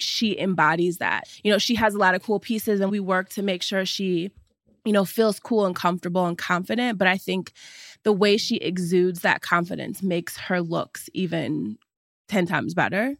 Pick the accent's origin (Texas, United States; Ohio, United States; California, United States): Ohio, United States; Cleveland; also born or lived in New York; now in Los Angeles, United States; I am originally from Cleveland, Ohio. And now I live in Los Angeles